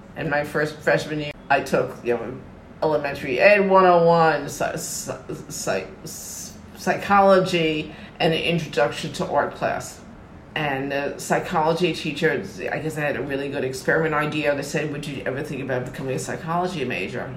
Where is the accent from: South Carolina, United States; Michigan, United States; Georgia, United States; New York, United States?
New York, United States; North Massapequa; also born or lived in Bronx, New York; when I was two and a half years old, on the GI Bill, they bought a house in North Massapequa Long Island, New York